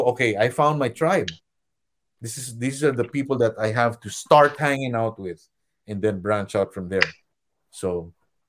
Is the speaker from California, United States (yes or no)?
yes; California, United States; as a Californian, as an Orange County person, and I would just stay in my room and not socialize with anybody